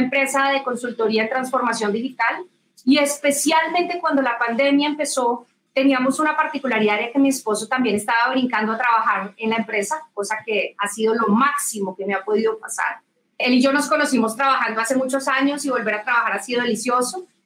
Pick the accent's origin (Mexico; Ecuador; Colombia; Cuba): Colombia; yo nací, crecí mi vida profesional en Colombia